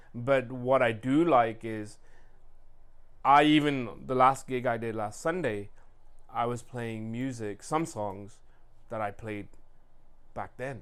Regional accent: England, United Kingdom; now in Sacramento, United States; growing up in England, I had all the music

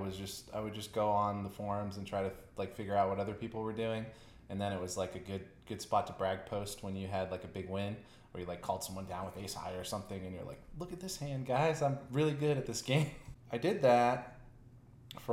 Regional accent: Virginia, United States; moved away as an adult; now in Las Vegas, United States; I started playing in Virginia online. That's my hometown

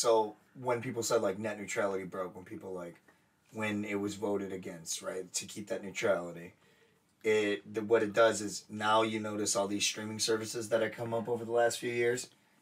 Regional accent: United States

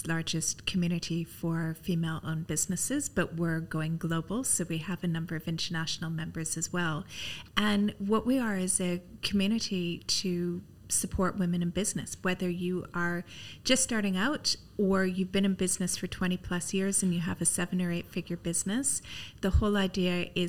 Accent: Canada; moved away as an adult; also born or lived in London; now in Dubai, United Arab Emirates; I'm Canadian. I don't sound British.

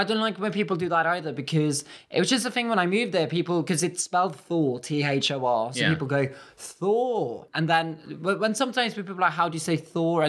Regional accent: Bergen, Vestland, Norway; English is a second language; moved away as an adult; also born or lived in Liverpool, United Kingdom; now in United Kingdom

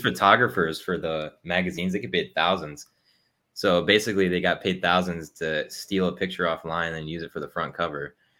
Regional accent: Ohio, United States; moved away as an adult; now in Texas, United States; I was originally from Ohio, and then I joined the Army. So now I live in Texas.

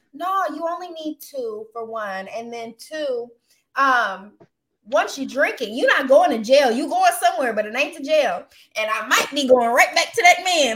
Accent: Austin, Texas, United States; moved away; I'm from Austin. I'm still Southern.

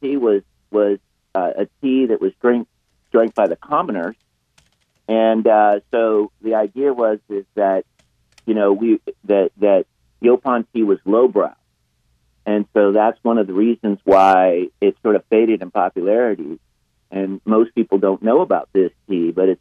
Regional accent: North Carolina, United States; I've lived in North Carolina for so long. It's my home state

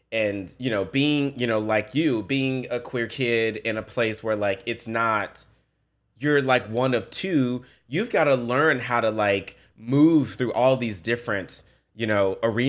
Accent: the South, United States; I come from the South. I come from the ghetto. I grew up poor.

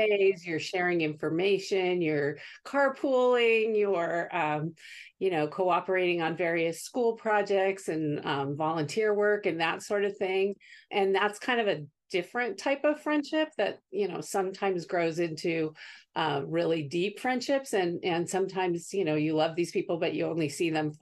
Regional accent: Santa Barbara, California, United States; my husband and I both grew up in Santa Barbara

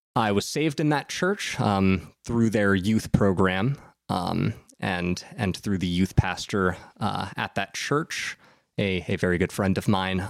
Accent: Southern Ohio, United States; I grew up in Southern Ohio

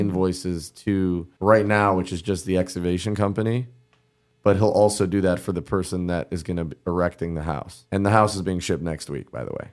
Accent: Cleveland, Ohio, United States; also born or lived in New York City; now in Miami, United States; from, Cleveland, lived in New York City, now live in Miami

